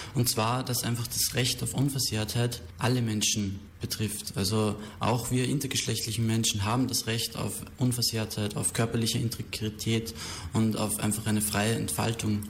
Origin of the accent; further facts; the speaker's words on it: Austria; moved away as an adult; also born or lived in Berlin; now in Germany; ich war ursprünglich eben auch aus Österreich, wo ich bin ich hergekommen